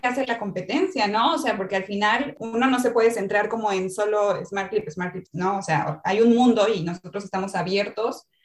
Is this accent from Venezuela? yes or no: no; Mexico; moved away as an adult; now in Chile; yo soy mexicana, estoy en Chile, llegué en marzo del año pasado